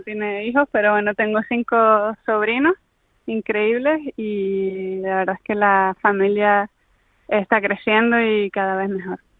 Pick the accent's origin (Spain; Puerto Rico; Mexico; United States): Spain; Canary Islands; siendo Canarias